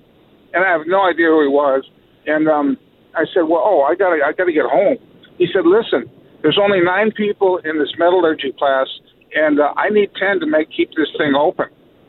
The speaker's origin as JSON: {"language": "English", "town": "El Segundo", "region": "California", "country": "United States", "tie": "born or raised there", "said": "Grew up in El Segundo, California."}